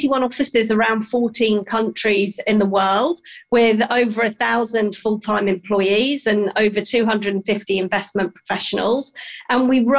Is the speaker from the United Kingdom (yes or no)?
yes; Yorkshire and the Humber, United Kingdom; I grew up in Yorkshire in England. So I'm British through and through.